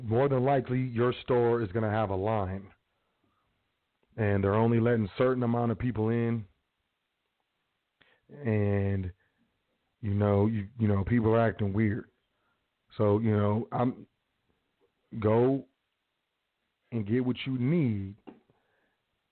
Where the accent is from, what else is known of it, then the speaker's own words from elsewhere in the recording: United States; I'm from the South Side